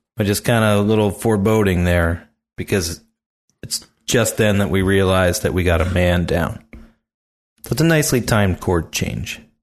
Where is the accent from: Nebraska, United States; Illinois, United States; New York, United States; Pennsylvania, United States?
Pennsylvania, United States; near Philadelphia; I grew up near Philly